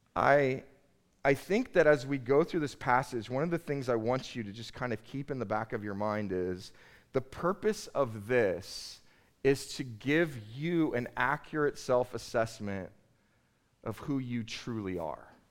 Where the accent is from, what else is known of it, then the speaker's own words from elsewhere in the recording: United States; I'm an American